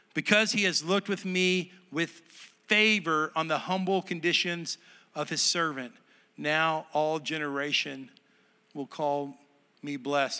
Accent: Texas, United States; moved away; It was my home state

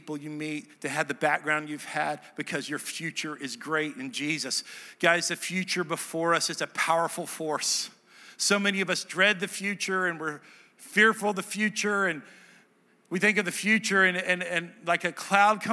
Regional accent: Dallas, Texas, United States; moved away as an adult; also born or lived in Nashville, Tennessee; now in Hendersonville, United States; I'm from Dallas

